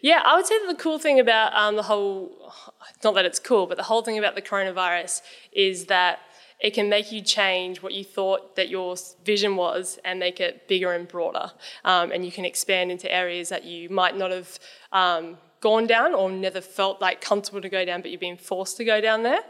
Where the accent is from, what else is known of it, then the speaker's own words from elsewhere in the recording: Newcastle, New South Wales, Australia; moved away as an adult; also born or lived in Sydney; I wanted to move back home 'cause I'm from Newcastle